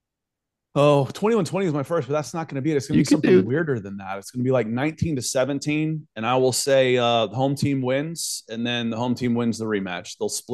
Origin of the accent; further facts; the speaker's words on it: Atlanta, Georgia, United States; I grew up in Atlanta. I grew up a pro sports fan.